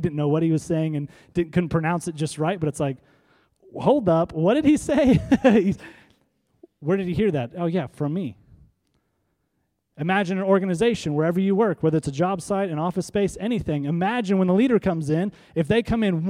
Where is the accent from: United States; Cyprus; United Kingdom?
United States; North Iowa; we're from North Iowa